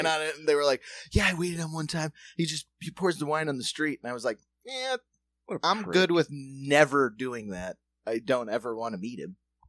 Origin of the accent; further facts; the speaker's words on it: South Dakota, United States; moved away; also born or lived in New York City; I'm a rube from South Dakota